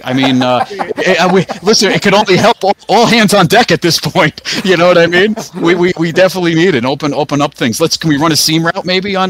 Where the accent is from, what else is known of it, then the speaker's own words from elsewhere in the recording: Paramus, New Jersey, United States; moved away; also born or lived in Rockaway, New Jersey; Well, I'm used to be from Bergen County, Paramus area. Now we moved out northwest Jersey, near Rockaway, New Jersey, like right around there.